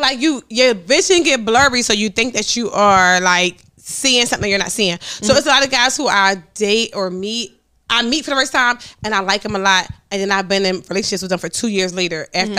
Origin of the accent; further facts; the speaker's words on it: Philadelphia, Pennsylvania, United States; but Stormy, I'm from North Philly.